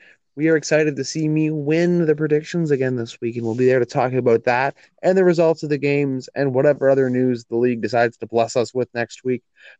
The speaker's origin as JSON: {"language": "English", "country": "Canada", "said": "I'm Canadian."}